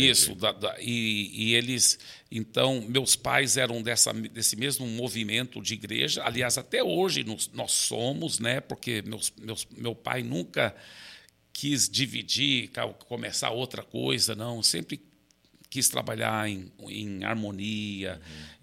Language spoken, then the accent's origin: Portuguese; Belo Horizonte, Minas Gerais, Brazil; born there; E eu fui o único que nasci no Brasil. É, meus pais estavam plantando igrejas em Minas Gerais, e eu nasci em Belo Horizonte.